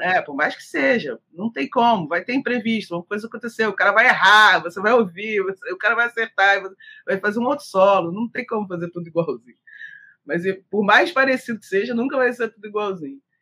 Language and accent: Portuguese; Niterói, Rio de Janeiro, Brazil; eu sou de Niterói